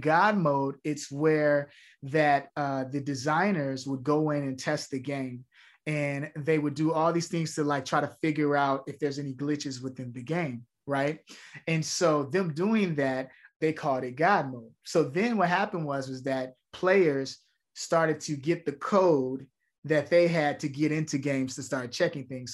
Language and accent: English; Chicago, Illinois, United States; me growing up in Chicago, a community theater is what changed my life